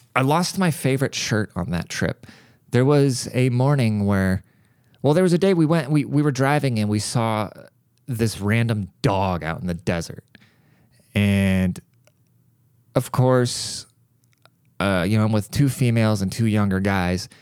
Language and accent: English; United States